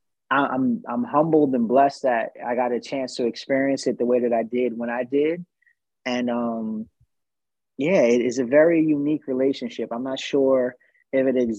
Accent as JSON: {"language": "English", "region": "New Jersey", "country": "United States", "tie": "born or raised there", "said": "I'm born and raised in New Jersey"}